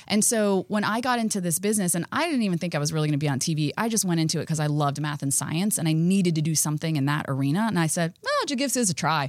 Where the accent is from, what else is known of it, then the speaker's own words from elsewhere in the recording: South Florida, United States; I grew up in Florida.